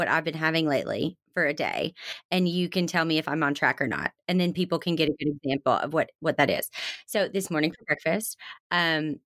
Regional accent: the South, United States; I come from the South where everything is deep fried and comes with a side of ranch

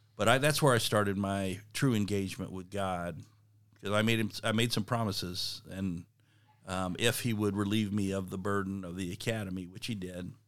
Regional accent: South Texas, United States; moved away; also born or lived in Kansas City; I grew up in South Texas

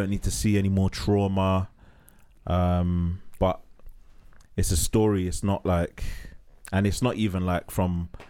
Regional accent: England, United Kingdom; I'm from England.

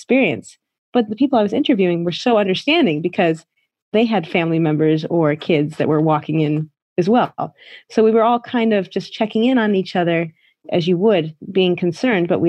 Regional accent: United States; now in Shanghai, China; I am American. I've been living in China for 17 years. I'm in Shanghai

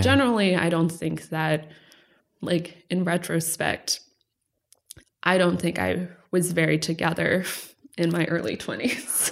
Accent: Texas, United States; moved away; also born or lived in Los Angeles; Growing up in Texas, we moved around, ended up in Texas

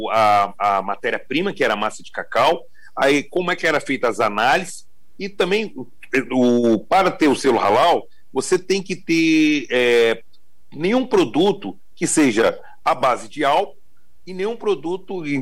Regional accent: Espírito Santo, Brazil; born there; é, eu sou é, da Bahia, é, meus pais eram da Bahia, meus avós, mas eu já nasci no Espírito Santo.

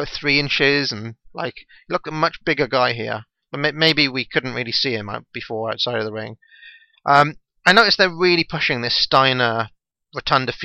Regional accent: Wales, United Kingdom; my home country of Wales

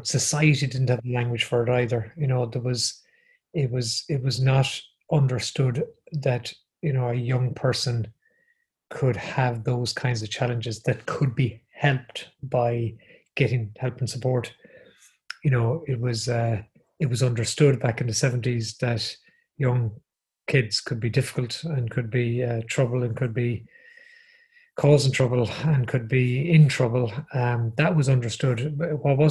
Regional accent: Galway, Connacht, Ireland; So I grew up in Galway, and I went to the secondary school I went to is called the Bish, St.

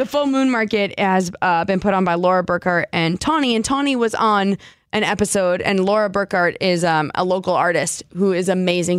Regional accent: New Jersey, United States; now in Seattle, United States; Growing up in New Jersey

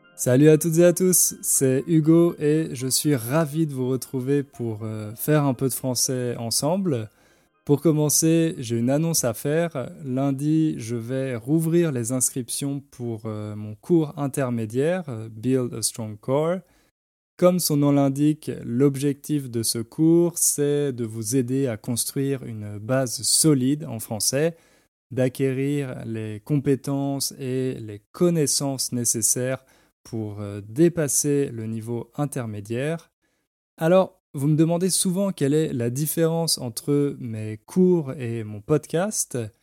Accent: France; moved away as an adult; also born or lived in London; now in Poland; en tant que Français, je suis forcément un expat

